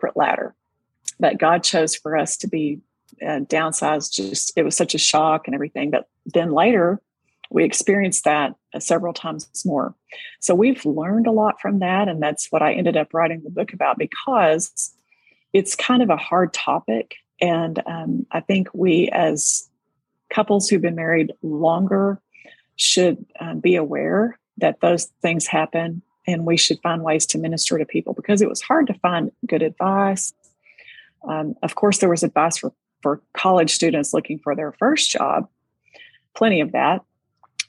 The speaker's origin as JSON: {"language": "English", "region": "Texas", "country": "United States", "tie": "born or raised there", "said": "being a Texas girl, that's a familiar term to me, because growing up in Tornado Alley"}